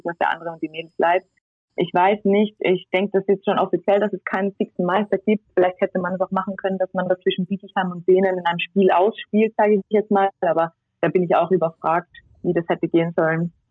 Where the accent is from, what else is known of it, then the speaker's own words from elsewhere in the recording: Tyrol, Austria; Ich meine, wir sind jetzt zwei Wochen in Tirol, da wo ich herkomme, in Quarantäne und die Zahlen gehen immer noch nicht zurück.